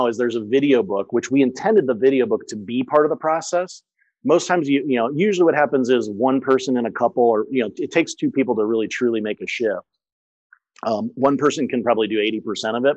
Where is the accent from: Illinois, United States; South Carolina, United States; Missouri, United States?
Missouri, United States; St. Louis; first language English; moved away as an adult; also born or lived in France / Germany; I grew up in St. Louis.